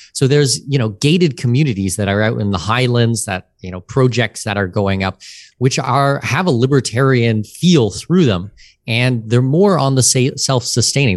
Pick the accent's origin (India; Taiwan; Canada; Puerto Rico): Canada; outside of Toronto, Ontario; moved away as an adult; now in Panama City, Panama; I grew up outside of Toronto